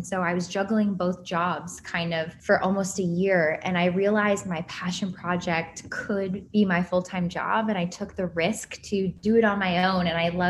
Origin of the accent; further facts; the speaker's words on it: Cleveland, Ohio, United States; now in Brooklyn, United States; So I am originally from Cleveland, Ohio, but I moved around a bit growing up, went to BC, Boston College, studied marketing, and then somehow ended up in New York City when I never thought I would.